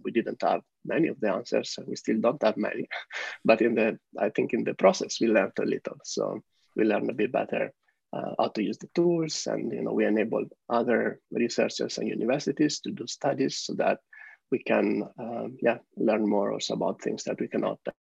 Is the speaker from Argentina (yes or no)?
no; Italy; moved away as an adult; also born or lived in Netherlands / San Francisco, United States; now in Amsterdam, Netherlands; I live here in Amsterdam with my partner. Uh, originally, we are from Italy